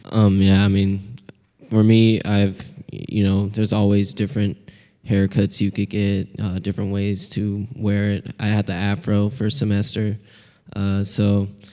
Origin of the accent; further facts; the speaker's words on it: Seattle, Washington, United States; accent: Pacific Northwestern; I'm a second year from Seattle, Washington, history major